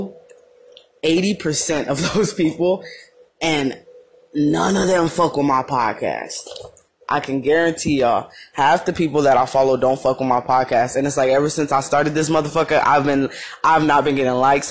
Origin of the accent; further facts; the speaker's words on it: Madera, California, United States; moved away as an adult; now in Arizona, United States; people in my hometown